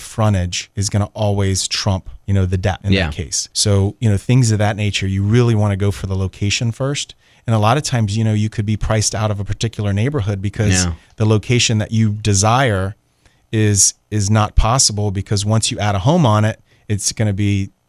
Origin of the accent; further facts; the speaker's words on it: Atlanta, Georgia, United States; driving is not that big of a deal because I came from Atlanta and everywhere I drove is 45 minutes, you know?